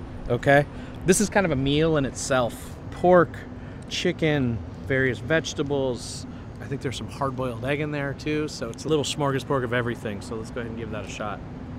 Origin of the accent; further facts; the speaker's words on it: United States; Growing up in the United States